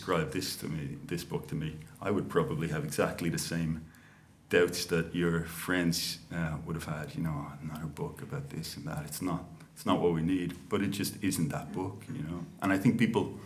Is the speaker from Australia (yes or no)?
no; Dublin, Leinster, Ireland; I grew up in Crumlin. I was born in the Coombe. I grew up in Crumlin. That's you know, suburb of South Dublin